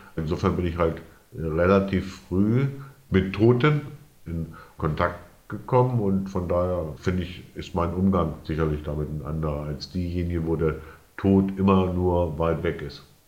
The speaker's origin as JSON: {"language": "German", "town": "Bad Sachsa", "region": "Lower Saxony", "country": "Germany", "tie": "born or raised there", "also_born_or_lived": "Wesermarsch", "moved": "as an adult", "said": "Ich bin aufgewachsen im Südharz, also im westlichen Südharz. Bad Sachsa"}